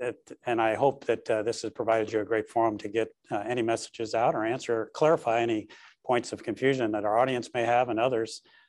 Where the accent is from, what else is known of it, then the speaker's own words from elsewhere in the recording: Los Angeles, California, United States; my hometown of Los Angeles.